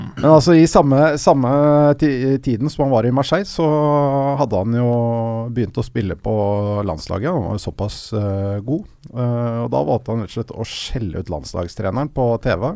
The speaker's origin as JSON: {"language": "Norwegian", "region": "Oslo", "country": "Norway", "said": "Jeg er også fra Smestad"}